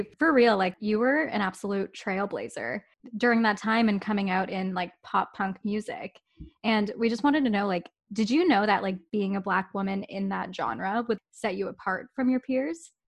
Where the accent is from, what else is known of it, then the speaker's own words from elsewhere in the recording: Whitby, Ontario, Canada; Growing up in Whitby, Ontario